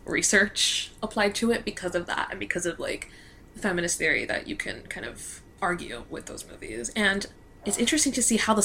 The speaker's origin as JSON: {"language": "English", "town": "Miami", "region": "Florida", "country": "United States", "said": "I'm from Miami, Florida"}